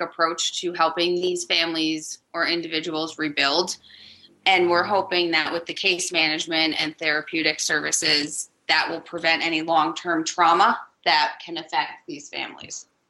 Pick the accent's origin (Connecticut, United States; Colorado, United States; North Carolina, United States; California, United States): Connecticut, United States; now in Denver, United States; I'm originally from Connecticut